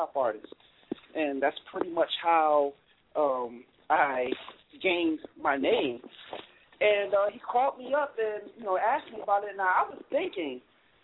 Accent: Connecticut, United States; I'm a kid from Connecticut that everybody used to make fun

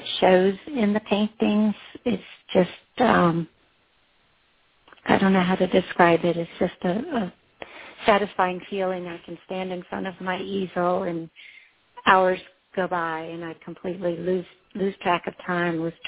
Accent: East Coast, United States; I grew up on the East Coast

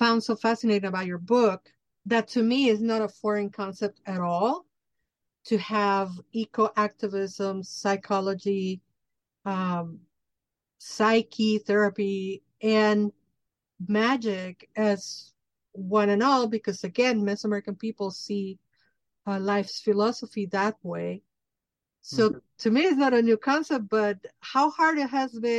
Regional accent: Mexico City, Mexico; I'm from Mexico, I grew up in Mexico City

